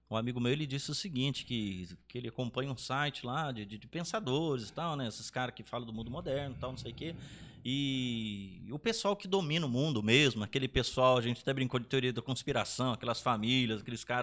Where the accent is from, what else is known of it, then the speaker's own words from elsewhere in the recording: Brazil; Porque a gente, como brasileiro, a gente daí é uma coisa que já vem de muito tempo atrás, a gente é doutrinado a pensar que nós somos um paizinho de nada.